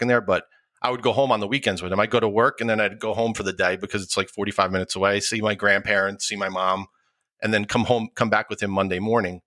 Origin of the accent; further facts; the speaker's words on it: Rockland County, New York, United States; also born or lived in Bronx, New York; My parents moved up to Rockland County when I was a year old, and I've been there ever since